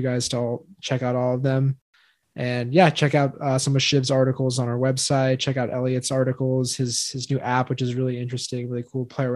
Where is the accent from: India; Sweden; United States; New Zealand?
United States; Los Angeles, California; I'm from Los Angeles